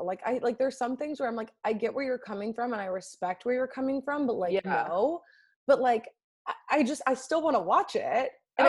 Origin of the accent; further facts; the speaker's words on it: Laguna Beach, California, United States; now in Los Angeles, United States; So I'm like from California